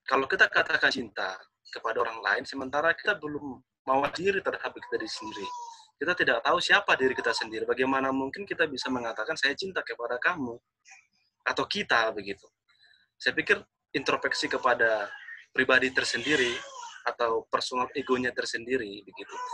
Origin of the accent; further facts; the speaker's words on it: North Sumatra, Indonesia; saya orang Batak.